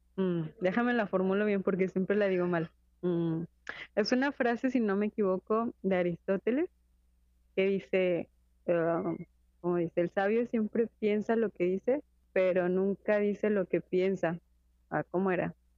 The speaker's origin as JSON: {"language": "Spanish", "country": "Mexico", "moved": "as an adult", "lives_now": "Spain", "said": "somos mexicanos y que llegamos aquí"}